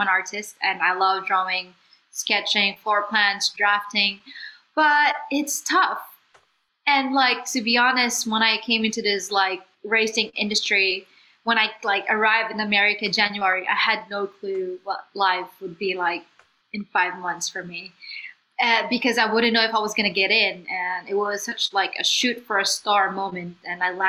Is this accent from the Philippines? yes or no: yes; Philippines; moved away as an adult; I was just from the Philippines